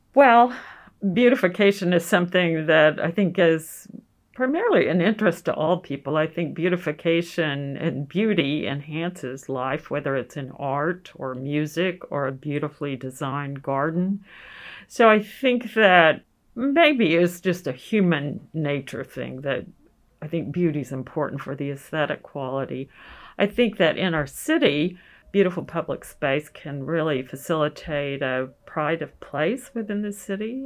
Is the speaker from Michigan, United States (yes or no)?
no; Oklahoma City, Oklahoma, United States; Brian and I grew up in Oklahoma City